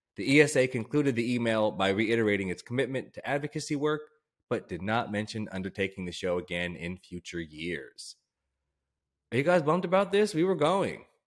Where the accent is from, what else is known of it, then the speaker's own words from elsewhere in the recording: United States; as an American